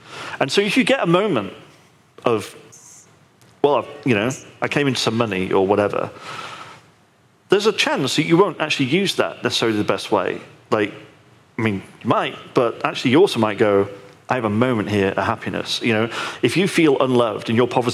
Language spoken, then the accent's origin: English; United Kingdom; I'm British